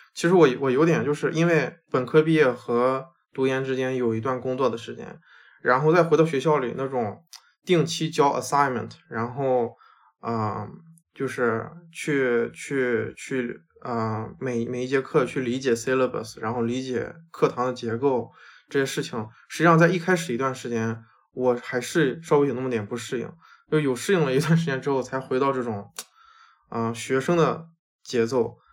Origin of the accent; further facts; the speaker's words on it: China; also born or lived in United States; now in Seattle, United States; 虽然这个对于可能说我们中国人来说根本就没有那么大的 People density，但是对于我以前的在美国生活 mindset 来说，这里的人真的很多。